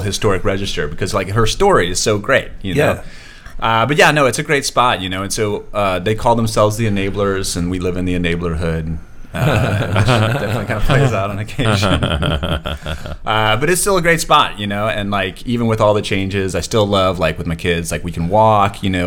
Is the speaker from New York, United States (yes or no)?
no; New Orleans, Louisiana, United States; I grew up in Broadmoor